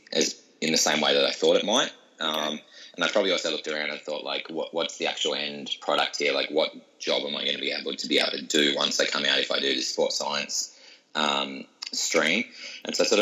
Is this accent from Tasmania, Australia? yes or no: yes; Hobart, Tasmania, Australia; moved away; grew up in Tasmania, was born and raised in Hobart